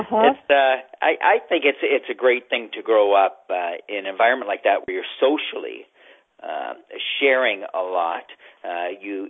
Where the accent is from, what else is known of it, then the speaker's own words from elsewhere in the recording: Canada; also born or lived in Nicaragua; as a Canadian